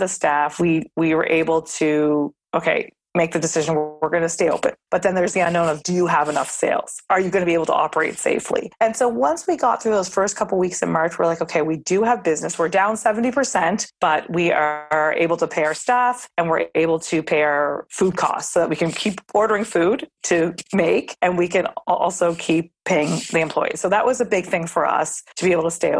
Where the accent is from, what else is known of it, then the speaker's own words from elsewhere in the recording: Nova Scotia, Canada; now in New York City, United States; I'm born and raised in Nova Scotia, Canada